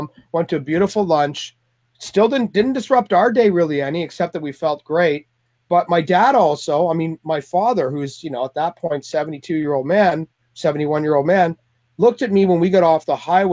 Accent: Canada; moved away as an adult; also born or lived in Toronto; now in California, United States; I'm Canadian

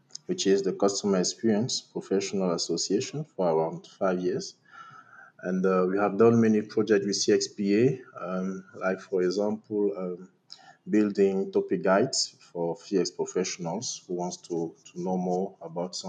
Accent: Cameroon; I'm from Cameroon, a country located in Central Africa

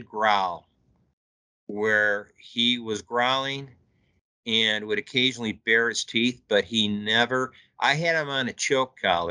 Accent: Illinois, United States; moved away as an adult; also born or lived in Santa Clara, New Mexico; I'm from Illinois

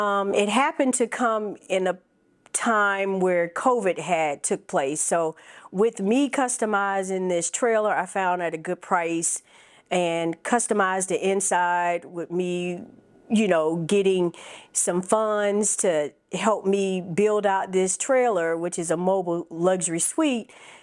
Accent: Phoenix, Arizona, United States; now in South Fulton, United States; I'm originally from Phoenix, Arizona, Army brat. My family relocated to Fayetteville, Georgia.

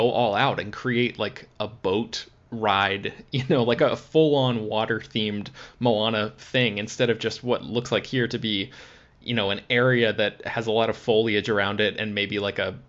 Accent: Florida, United States; I grew up in Florida and I went to Walt Disney World a bunch as a kid

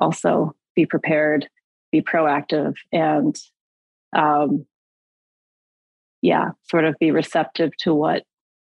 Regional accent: Michigan, United States; moved away as an adult; also born or lived in Japan; now in Los Angeles, United States; I'm from Michigan

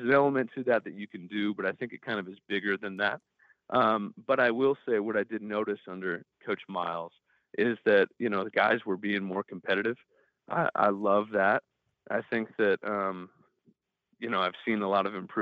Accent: Nebraska, United States; I'm from Nebraska, so I kind of grew up, you know, seeing that as a Cornhusker fan growing up

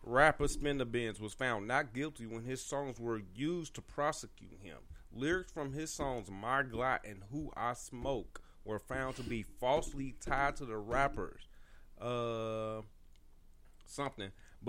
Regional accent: United States; I grew up in North County, so you had to know how to throw your hands to a certain degree

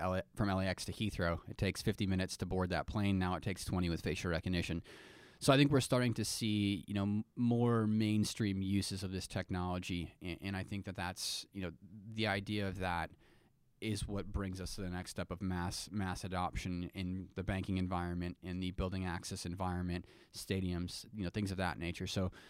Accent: Midwest, United States; And I'm from the Midwest.

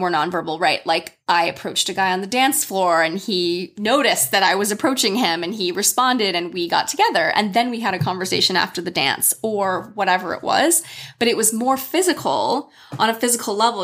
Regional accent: United States; as an American woman who has lived abroad extensively

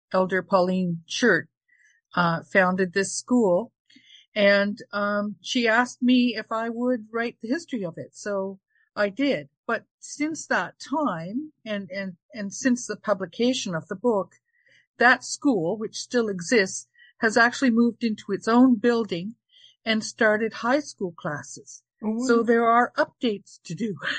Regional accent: Ontario, Canada; moved away as an adult; also born or lived in Toronto; now in Charlottetown, Newfoundland, Canada; I was born in Ontario. I lived there most of my life, but I moved to the eastern coast of Newfoundland in December 2020

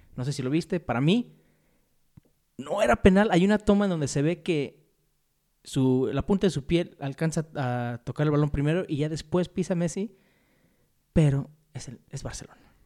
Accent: Mexico; Somos mexicanos

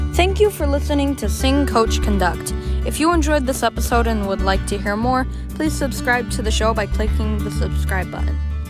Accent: Flint, Michigan, United States; I'm from Flint, Michigan

